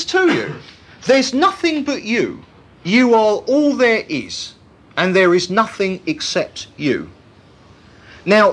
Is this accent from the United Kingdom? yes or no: yes; United Kingdom; all our British reserve and inhibitions